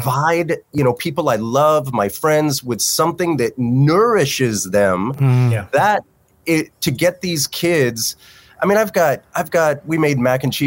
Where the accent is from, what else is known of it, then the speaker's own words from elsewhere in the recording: Newport, Rhode Island, United States; I grew up in the Newport, Rhode Island